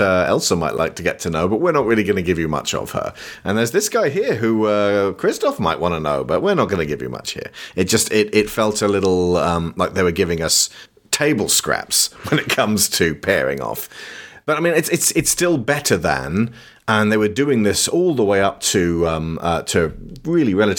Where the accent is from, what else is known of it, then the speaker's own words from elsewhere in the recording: United Kingdom; As a British person